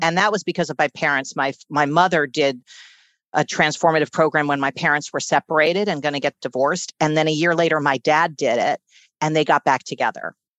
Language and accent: English; New York City, New York, United States; I was born and raised in Manhattan